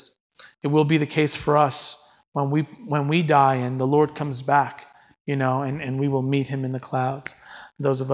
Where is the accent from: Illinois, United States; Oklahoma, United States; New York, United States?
New York, United States; as a New Yorker